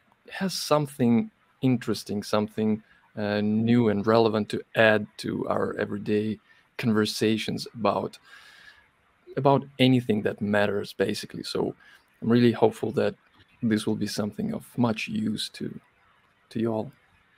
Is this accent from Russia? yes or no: yes; Russia; I come from Russia.